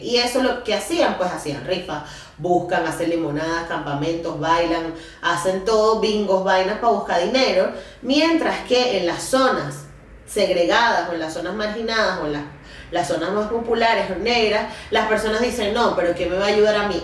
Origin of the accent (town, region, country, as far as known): Venezuela